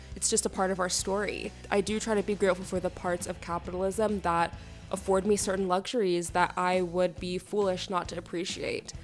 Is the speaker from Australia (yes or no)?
no; Canada; I'm a Canadian sociolegal theorist and artist and writer